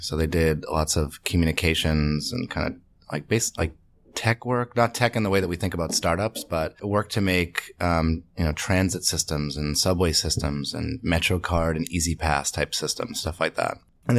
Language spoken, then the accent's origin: English; Medway, Massachusetts, United States; I'm from right outside of Boston, about 40 minutes outside of Boston in the suburbs. It's a town called Medway, Massachusetts.